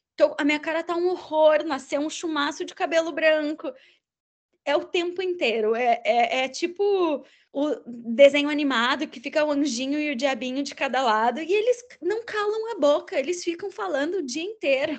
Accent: Caxias do Sul, Rio Grande do Sul, Brazil; em Caxias do Sul, que é de onde eu sou de origem

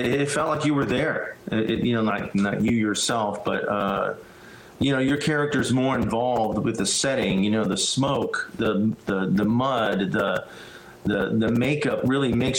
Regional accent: Lincoln, Nebraska, United States; Even though I'm Mexican descent, I was born in Lincoln, Nebraska, of all places

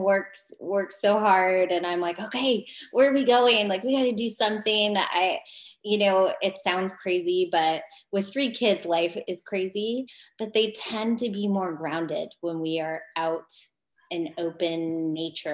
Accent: Colorado, United States; moved away; also born or lived in California; I grew up in Colorado

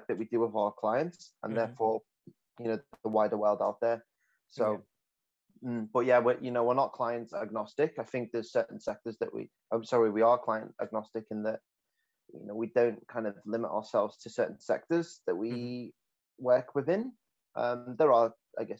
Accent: the north of England, United Kingdom; accent: northern English; moved away as an adult; now in Melbourne, Australia; I'm quite heavily accented coming from the north of England.

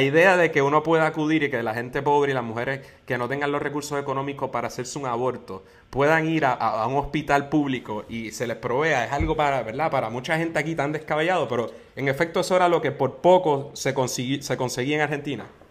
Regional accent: Puerto Rico; como puertorriqueño y como independentista

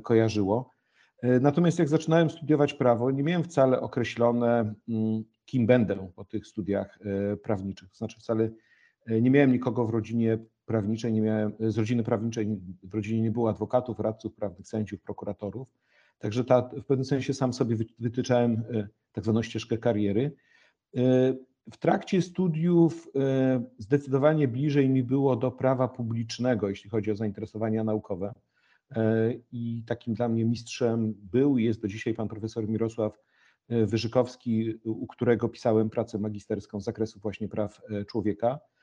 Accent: Gryfice, West Pomeranian Voivodeship, Poland; moved away as an adult; also born or lived in Warsaw; chłopak z małej miejscowości, z której pochodzę, Gryfice w województwie zachodniopomorskim

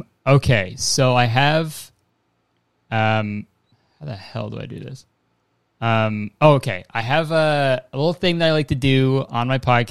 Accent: Canada; So we're both Canadian.

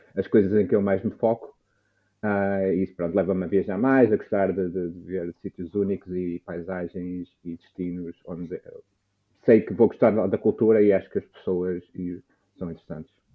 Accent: Trofa, Norte, Portugal; moved away as an adult; now in Amsterdam, Netherlands; eu sou da Trofa.

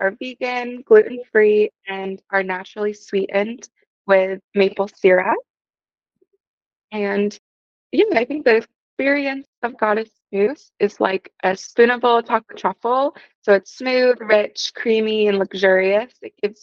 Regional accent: Connecticut, United States; now in Portland, United States; I grew up in Connecticut in a small rural town

